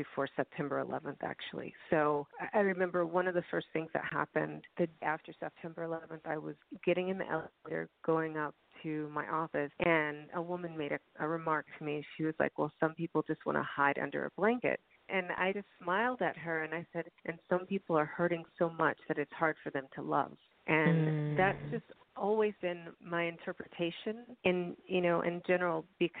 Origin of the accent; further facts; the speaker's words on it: Chicago, Illinois, United States; I'm originally from Chicago